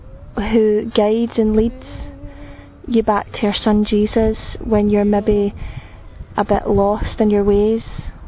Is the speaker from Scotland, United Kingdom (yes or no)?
yes; Scotland, United Kingdom; I'm from Scotland. I'm 28 years old.